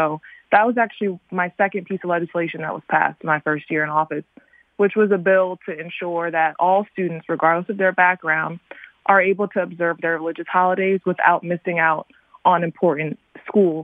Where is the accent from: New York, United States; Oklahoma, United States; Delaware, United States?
Delaware, United States; Newark; I'm from the Newark area here in Delaware, which is the area I grew up